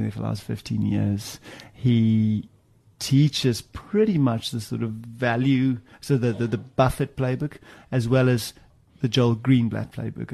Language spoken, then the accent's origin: English; South Africa; moved away as an adult; also born or lived in Cape Province, South Africa / Johannesburg, South Africa / Stellenbosch, South Africa; now in London, United Kingdom; Grew up in the Cape, high school in Joburg, studied at Stellenbosch, studied statistics, came to the UK in 01